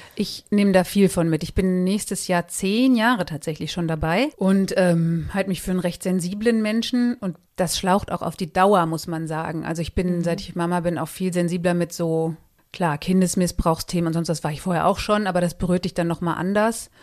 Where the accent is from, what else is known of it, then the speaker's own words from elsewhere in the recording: Marsberg, North Rhine-Westphalia, Germany; moved away as an adult; also born or lived in Paderborn / Cologne; now in Mainz, Germany; ich bin in Marsberg geboren, das ist im Sauerland